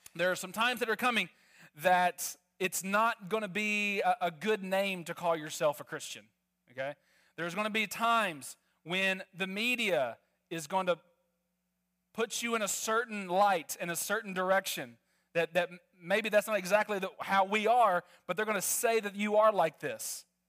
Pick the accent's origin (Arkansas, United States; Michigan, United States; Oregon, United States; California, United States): Arkansas, United States; moved away; also born or lived in Netherlands; I'm originally from Arkansas